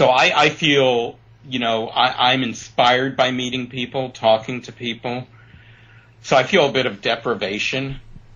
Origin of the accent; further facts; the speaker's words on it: New York City, New York, United States; also born or lived in Chicago / Palm Springs area; now in Palm Springs, United States; I grew up in Brooklyn.